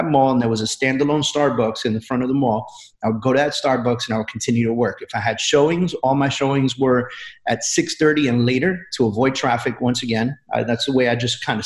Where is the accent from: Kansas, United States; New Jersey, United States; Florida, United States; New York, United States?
New York, United States; New York City; I grew up in New York City